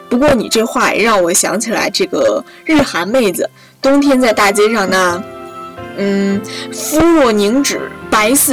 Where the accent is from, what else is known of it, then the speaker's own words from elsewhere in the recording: northern China, China; 作为一个北方人